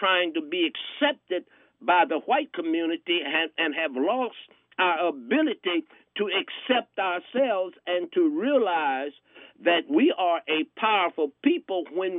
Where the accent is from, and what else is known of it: Indianapolis, Indiana, United States; born or raised there